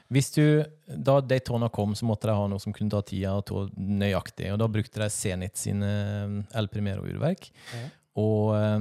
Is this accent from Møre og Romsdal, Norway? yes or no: yes; Sunnmøre, Møre og Romsdal, Norway; accent: Sunnmøre dialect; Som vi sier på Sunnmøre. Oss sier på Sunnmøre